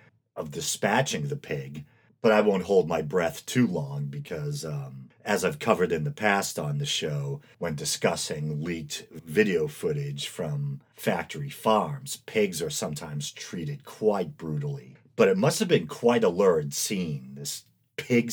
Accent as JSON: {"language": "English", "region": "Massachusetts", "country": "United States", "tie": "born or raised there", "said": "right here in my home state of Massachusetts"}